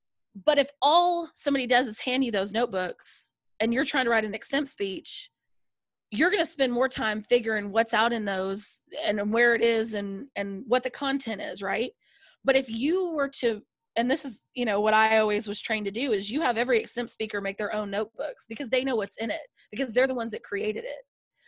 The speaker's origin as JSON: {"language": "English", "region": "the South", "country": "United States", "said": "I'm from the South. I'm very, like, you know, friendly"}